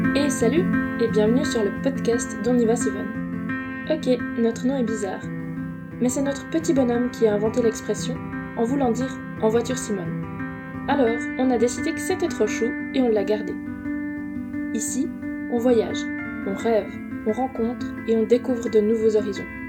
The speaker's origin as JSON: {"language": "French", "region": "Neuchâtel", "country": "Switzerland", "said": "Nous sommes une famille suisse, on vient du canton de Neuchâtel"}